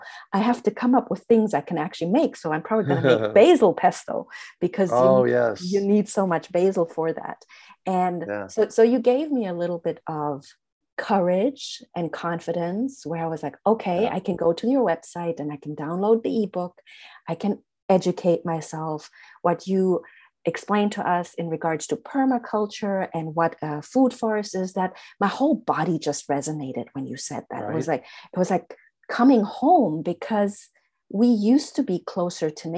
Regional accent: Germany; moved away as an adult; now in United States; I grew up in Germany.

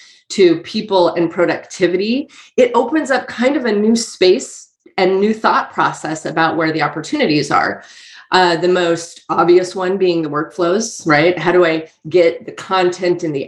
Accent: Boise, Idaho, United States; I'm born and raised and based out of Boise, Idaho.

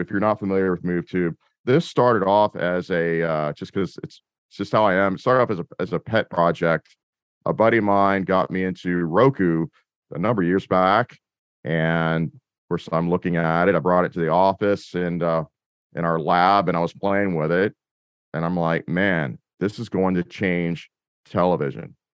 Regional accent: Austin, Texas, United States; moved away as an adult; now in Tampa Bay, United States; I'm originally from Austin, Texas, um, that's where I produced. I'm now in the Tampa Bay, Florida area

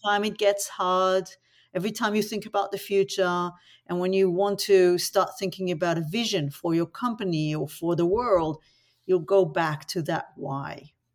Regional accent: Tel Aviv, Tel Aviv District, Israel; now in Australia; I was born in Tel Aviv in the nineteen seventies into tragedy

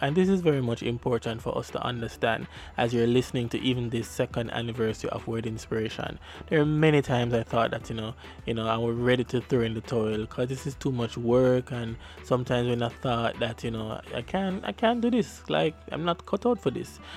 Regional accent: Jamaica; accent: Jamaican patois; my Jamaican patois

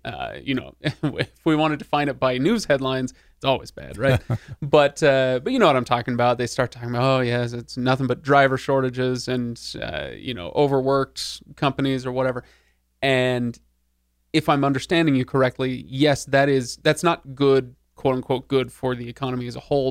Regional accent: Seattle, Washington, United States; I grew up in Seattle, where in the '90s, Seattle in the '90s.

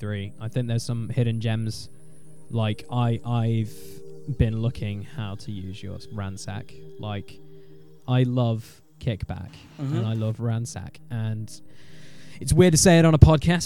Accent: United Kingdom; we're British

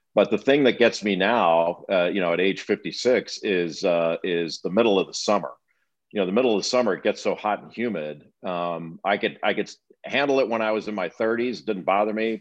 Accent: Los Angeles, California, United States; moved away; also born or lived in East Coast, United States; I grew up in Los Angeles and I've, I always considered myself a Californian and I've lived twice as long on the East Coast as I ever did on the West

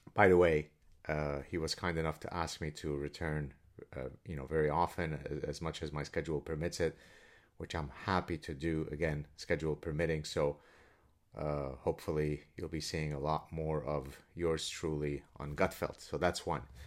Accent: Lebanon; I'm Lebanese Jew from the Middle East.

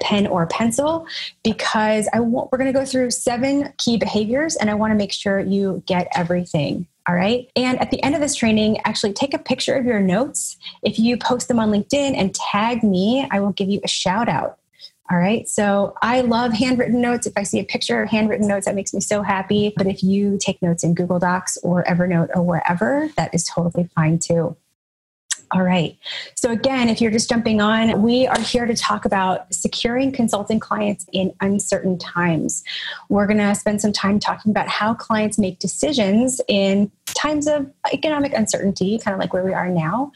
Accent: Nashville, Tennessee, United States; also born or lived in Chicago; now in Brooklyn, United States; I'm originally from Nashville, Tennessee, but now I live in Brooklyn, New York

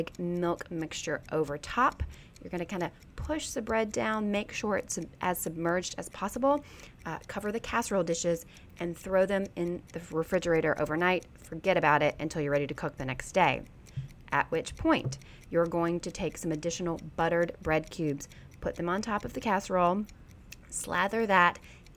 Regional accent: Baxley, Georgia, United States; moved away; my hometown of Baxley, Georgia

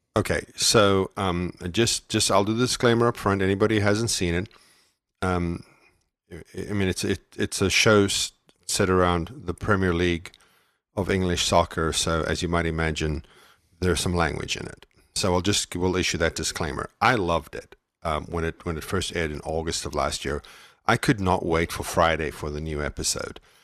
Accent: South Africa; moved away; I'm from, I was raised in South Africa.

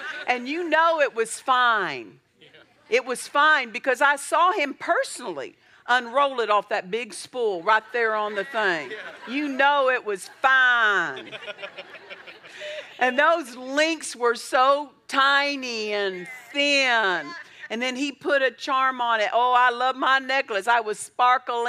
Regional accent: Altus, Oklahoma, United States; also born or lived in Olustee, Oklahoma; I was raised in Southwest Oklahoma, Altus, Oklahoma

